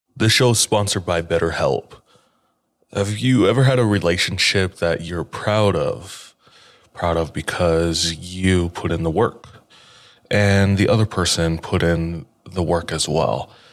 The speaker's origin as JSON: {"language": "English", "region": "Hawaii", "country": "United States", "tie": "born or raised there", "said": "I grew up in Hawaii"}